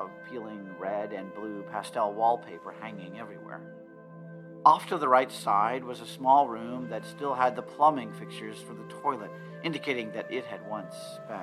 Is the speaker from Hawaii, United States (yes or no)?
no; Ottumwa, Iowa, United States; born or raised there